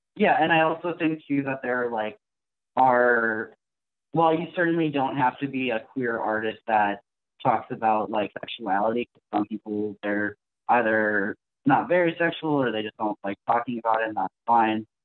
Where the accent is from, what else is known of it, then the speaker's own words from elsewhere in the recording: Southern California, United States; moved away as an adult; now in Milwaukee, United States; I actually grew up in Southern California in the suburbs